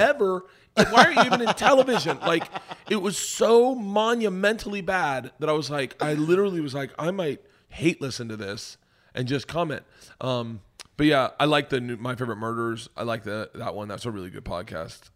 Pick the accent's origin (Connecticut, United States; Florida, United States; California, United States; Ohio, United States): Florida, United States; the South; moved away as an adult; also born or lived in New York; I grew up in the South